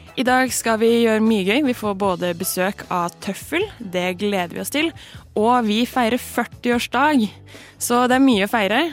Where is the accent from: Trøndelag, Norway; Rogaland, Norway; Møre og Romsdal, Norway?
Rogaland, Norway; Stavanger; moved away; jeg er fra Stavanger